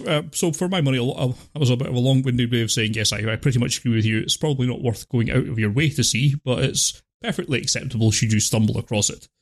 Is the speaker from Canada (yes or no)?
no; United Kingdom; I'm British